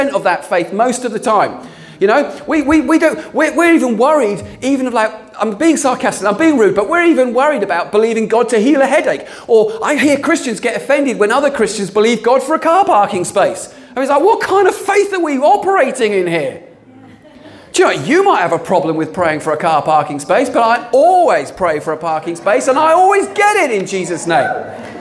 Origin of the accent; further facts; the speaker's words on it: United Kingdom; we're British